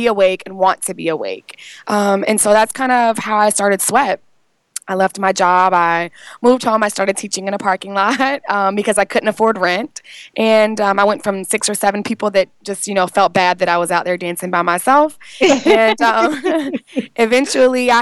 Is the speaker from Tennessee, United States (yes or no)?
no; Richmond, Virginia, United States; moved away as an adult; also born or lived in Atlanta, Georgia; I was born and raised in Richmond, Virginia